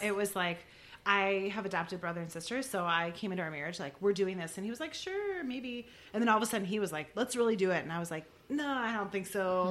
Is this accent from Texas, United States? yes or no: no; Milwaukee, Wisconsin, United States; I grew up in Milwaukee